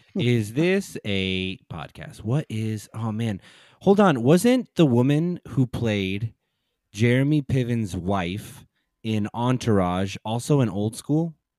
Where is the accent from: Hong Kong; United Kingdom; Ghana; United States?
United States; San Antonio, Texas; also born or lived in Dallas; I grew up in San Antonio